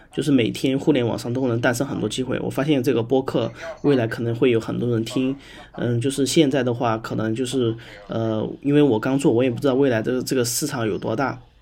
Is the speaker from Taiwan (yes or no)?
no; Sichuan, China; 我呢是来自于四川